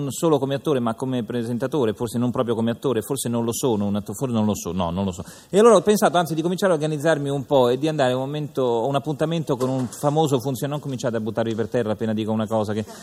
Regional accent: Ireland; Italian is a second language; non è molto italiano, ma insomma sono irlandese, perdonate.

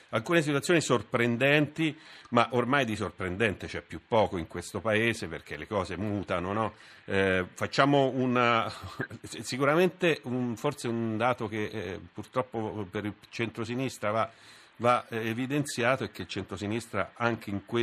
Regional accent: Umbria, Italy; Io sono umbro, non, non, mi sfugge quello che è successo a Terni

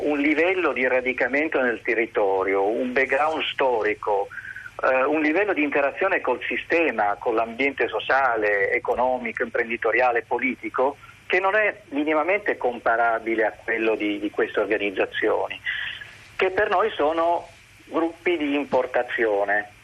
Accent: Palermo, Sicily, Italy; now in Turin, Italy; io sono palermitano

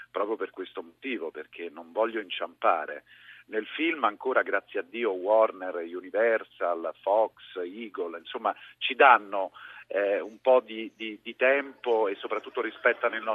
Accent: Rome, Lazio, Italy; la voce di Roma, la... De Ostia, perché io sono

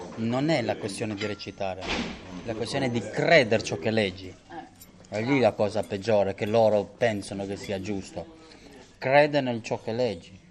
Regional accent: Kosovo; now in Italy; è il mio paese è il mio sono nato lì è il posto, per me è il posto più bello al mondo

